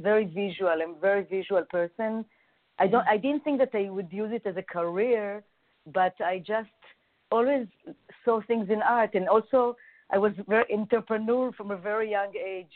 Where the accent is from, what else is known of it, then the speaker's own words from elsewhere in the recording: Jerusalem, Jerusalem District, Israel; moved away as an adult; now in New York City, United States; I grew up in Jerusalem. And in a neighborhood called Arnona, it's in the southern part of Jerusalem.